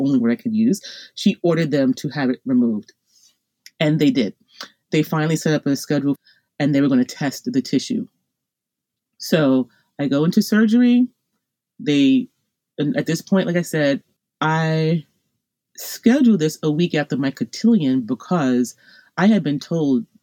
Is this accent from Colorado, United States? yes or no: no; Long Island, New York, United States; I'm from Long Island, New York, and I wound up being sent to a hospital, Stony Brook Hospital, not far from my home, on Long Island